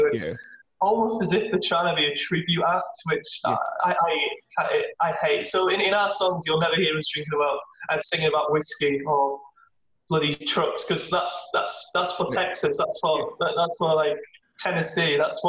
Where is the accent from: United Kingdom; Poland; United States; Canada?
United Kingdom; England; Then we kind of, then as I grew up kind of in England, Britpop and indie's very big music.